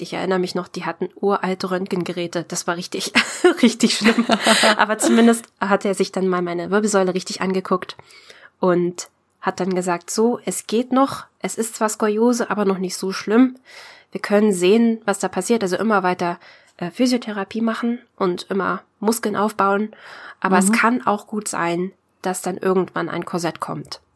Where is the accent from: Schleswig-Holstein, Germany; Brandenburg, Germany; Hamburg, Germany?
Brandenburg, Germany; ich komme aus der Nähe von Berlin, eigentlich aus Brandenburg.